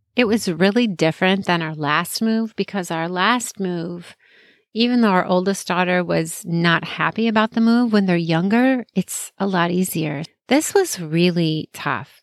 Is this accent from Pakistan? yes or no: no; Chicago, Illinois, United States; I grew up in Chicagoland area, lived there most of my life.